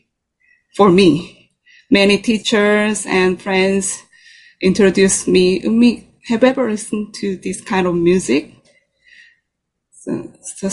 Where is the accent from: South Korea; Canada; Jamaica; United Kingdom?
South Korea; English is a second language; moved away as an adult; also born or lived in Netherlands; now in New York City, United States; I was born in Korea